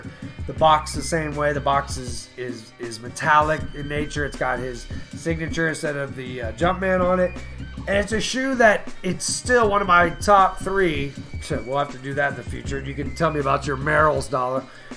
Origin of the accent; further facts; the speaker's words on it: Houston, Texas, United States; I grew up in Southwest Houston